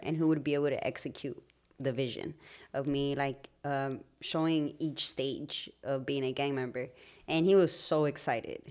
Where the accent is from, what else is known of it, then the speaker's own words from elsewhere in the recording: Los Angeles, California, United States; growing up in Highland Park, finding our identity